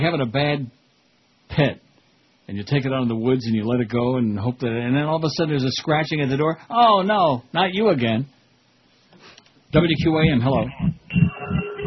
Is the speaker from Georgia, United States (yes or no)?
no; Rochester, New York, United States; That's right near Rochester, my hometown